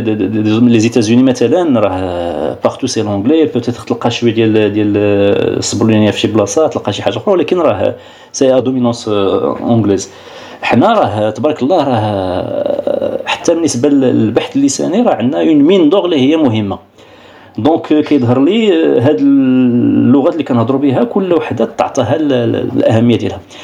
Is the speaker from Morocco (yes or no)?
yes; Morocco; انا مغربي